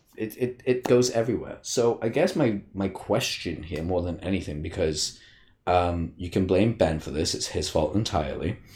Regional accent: United Kingdom; I'm a Brit

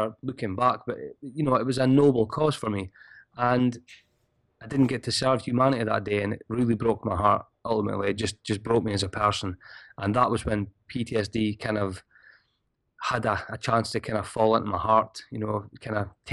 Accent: Scotland, United Kingdom; I'm Scottish

